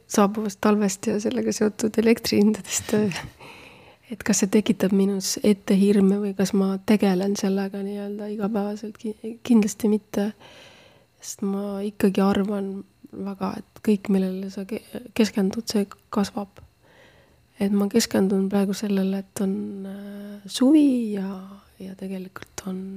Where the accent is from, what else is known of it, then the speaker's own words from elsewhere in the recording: Estonia; born there; me ainuüksi selle peale, et me oleme elus ja terved ja oleme sündinud siia Eestisse